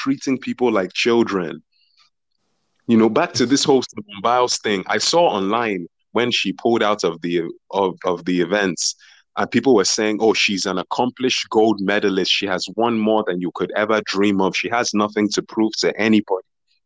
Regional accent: Nigeria; as a Nigerian

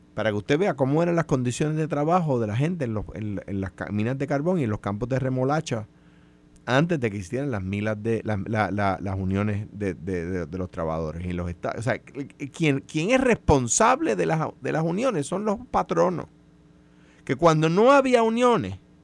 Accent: Coamo, Puerto Rico; el barrio más lejano de Cuamo, de donde soy yo

